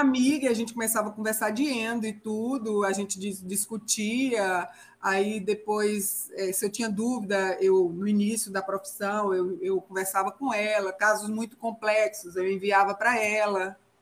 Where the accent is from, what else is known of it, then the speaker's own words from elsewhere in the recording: Guanambi, Bahia, Brazil; moved away as an adult; now in Vila Nova de Gaia, Portugal; Eu sou natural de Guanambi, Bahia. Hoje eu moro em Vila Nova de Gaia, que pertence ao Porto